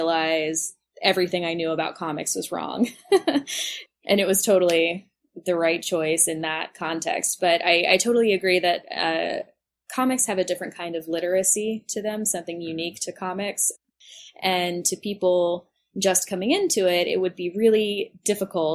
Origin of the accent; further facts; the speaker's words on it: Oxford, Mississippi, United States; I grew up in Mississippi and we didn't have a comic book shop